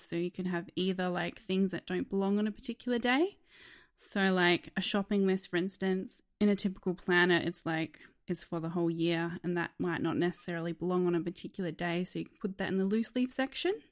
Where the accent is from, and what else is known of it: Australia